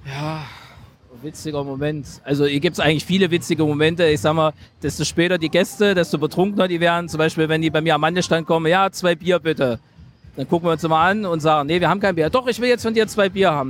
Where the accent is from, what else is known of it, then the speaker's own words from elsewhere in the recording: Halle, Saxony-Anhalt, Germany; in meiner Heimatstadt in Halle Saale